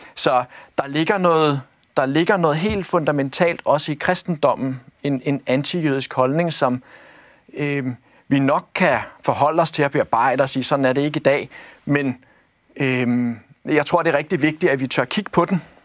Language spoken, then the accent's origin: Danish; Copenhagen, Capital Region of Denmark, Denmark; jeg er født og opvokset i, i, i København